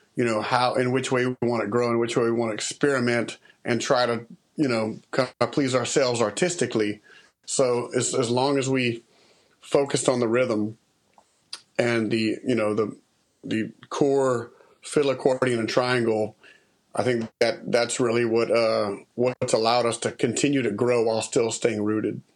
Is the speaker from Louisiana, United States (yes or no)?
yes; Lafayette, Louisiana, United States; I was raised in Lafayette, uh, kind of in Broussard, part of Lafayette